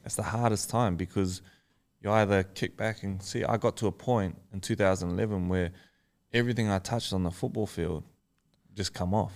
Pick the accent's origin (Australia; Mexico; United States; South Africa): Australia; I am Australian